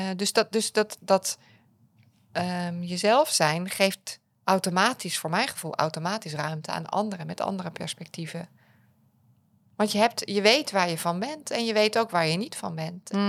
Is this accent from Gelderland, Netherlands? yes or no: yes; Apeldoorn, Gelderland, Netherlands; ik kom uit Apeldoorn.